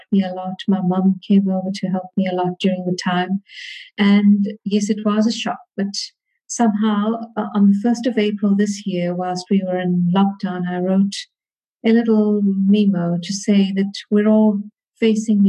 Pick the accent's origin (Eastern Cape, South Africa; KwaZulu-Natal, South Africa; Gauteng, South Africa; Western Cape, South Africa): KwaZulu-Natal, South Africa; Durban; I was born in Durban in KwaZulu-Natal, South Africa. I schooled in Durban